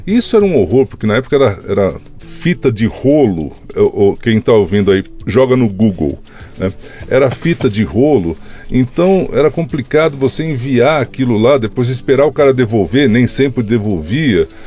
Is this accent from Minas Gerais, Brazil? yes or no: no; São Paulo, Brazil; also born or lived in Marília; Eu nasci em Marília, mas só para dourar a minha biografia, porque os meus pais já estavam em São Paulo, eu nasci nas férias, né? Uhum. Então fui lá nascer perto da vovó, mas eu já estava em São Paulo, já morava em São Paulo.